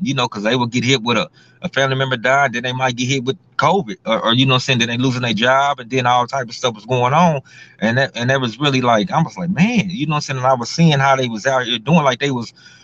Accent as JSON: {"language": "English", "town": "Houston", "region": "Texas", "country": "United States", "tie": "born or raised there", "said": "I grew up in Houston, Texas, the old Third Ward, Houston, Texas"}